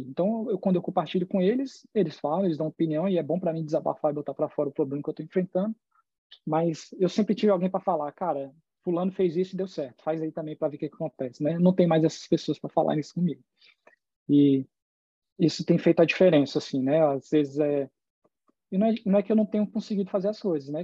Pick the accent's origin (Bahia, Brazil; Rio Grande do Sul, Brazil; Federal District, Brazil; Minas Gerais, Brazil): Federal District, Brazil; moved away as an adult; also born or lived in Miami, Florida / Boston, Massachusetts; now in California, United States; eu morei a vida toda no Distrito Federal